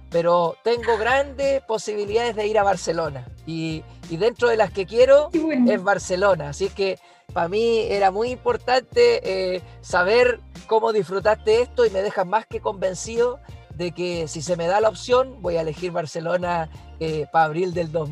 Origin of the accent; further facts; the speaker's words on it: Chile; siendo la mejor chilena y, la verdad, eh, la verdad es una experiencia inolvidable más allá del tiempo